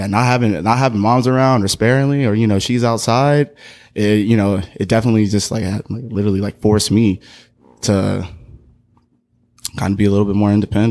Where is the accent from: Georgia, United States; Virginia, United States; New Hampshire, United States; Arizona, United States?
Arizona, United States; also born or lived in Oakland; So I grew up for a long time in Arizona